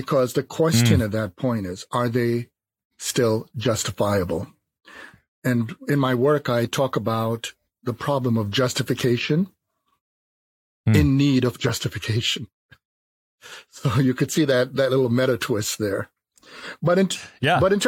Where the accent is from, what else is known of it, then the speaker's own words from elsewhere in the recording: Jamaica; moved away; also born or lived in New York City, United States; I was born on the island of Jamaica